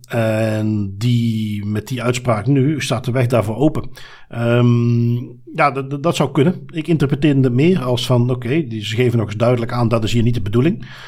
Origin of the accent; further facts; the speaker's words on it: Belgium